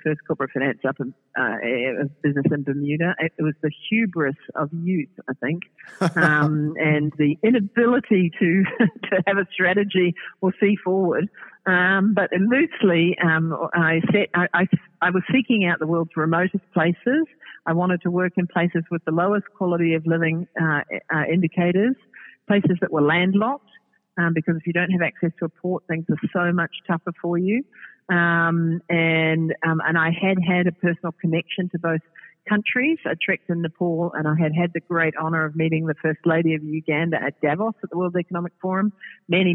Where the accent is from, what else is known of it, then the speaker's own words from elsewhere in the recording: New Zealand; now in Australia; I'm a New Zealander